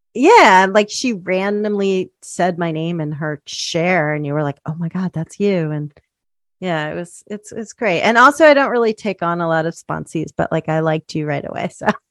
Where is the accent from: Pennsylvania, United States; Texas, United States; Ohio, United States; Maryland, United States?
Pennsylvania, United States; outside Philadelphia; also born or lived in Spanish Harlem, New York City / Bucks County; I grew up outside Philly